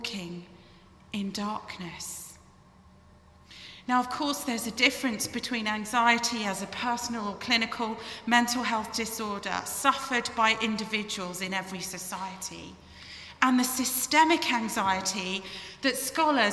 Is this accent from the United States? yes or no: no; England, United Kingdom; moved away; You can probably tell from my accent that I hail from the United Kingdom